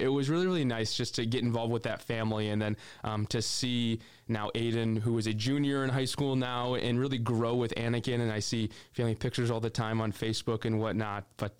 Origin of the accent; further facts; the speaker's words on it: Midwest, United States; I'm from the Midwest. We're kind of outliers in the community a little bit